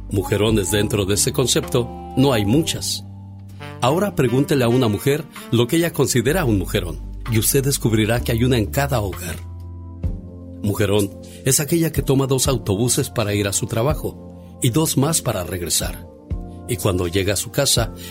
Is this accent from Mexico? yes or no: yes; Villa Purificación, Jalisco, Mexico; moved away; porque un día salí de Jalisco, exactamente de Villa Purificación Jalisco. Pero Villa Purificación Jalisco nunca, pero nunca salió de mí.